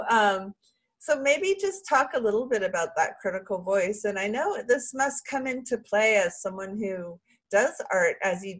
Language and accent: English; Sausalito, California, United States; That's my birthplace. Yes, I was born in Sausalito, California.